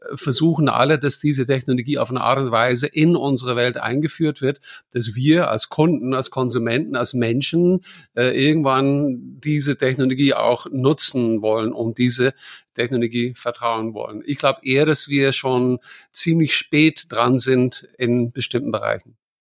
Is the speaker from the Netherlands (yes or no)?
yes; Netherlands; now in Germany; ich bin Holländer